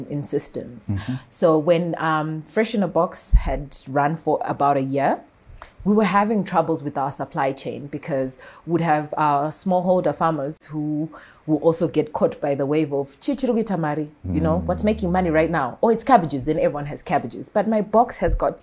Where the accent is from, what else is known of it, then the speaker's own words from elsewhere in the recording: Bulawayo, Zimbabwe; moved away as an adult; also born or lived in Mashonaland; I was born in Bulawayo, bred in Bulawayo